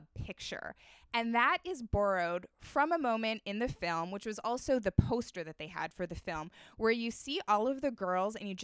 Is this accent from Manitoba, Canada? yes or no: yes; Winnipeg, Manitoba, Canada; one of my oldest, dearest friends, Ellen, who I grew up with in Winnipeg